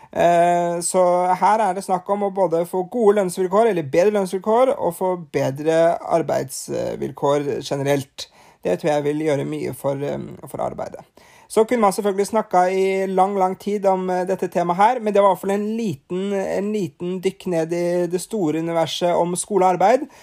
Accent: Norway; her hjemme i Norge

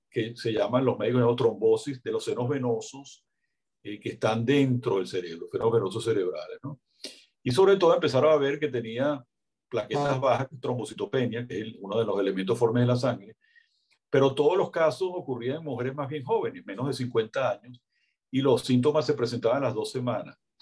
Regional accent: Venezuela; como estamos nosotros en Venezuela

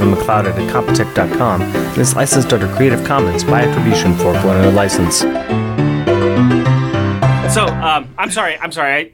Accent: Canada; I'm Canadian.

